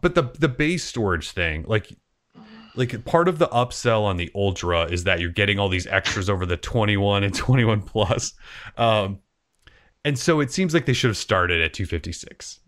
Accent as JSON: {"language": "English", "region": "Montana", "country": "United States", "tie": "born or raised there", "moved": "yes", "lives_now": "Portland, United States", "said": "growing up in Montana"}